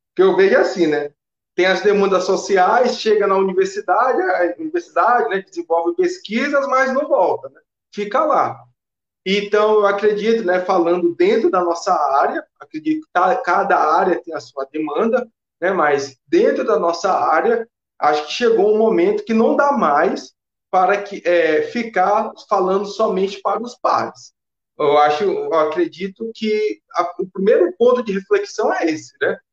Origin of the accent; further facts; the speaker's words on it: São Luís, Maranhão, Brazil; moved away as an adult; also born or lived in Belo Horizonte; now in Belém, Brazil; eu sou de São Luís, do bairro da Coab, mas há seis anos que eu já. Seis, seis anos que eu estou em Belém